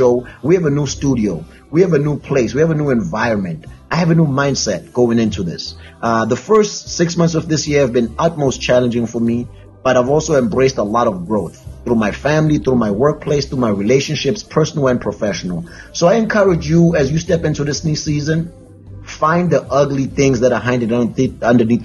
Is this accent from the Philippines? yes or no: no; South Africa; now in Connecticut, United States; I'm South African